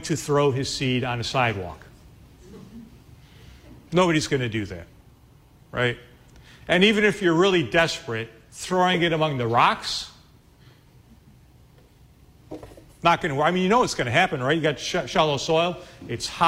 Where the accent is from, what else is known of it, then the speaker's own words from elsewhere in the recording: Chicago, Illinois, United States; I'm from Chicago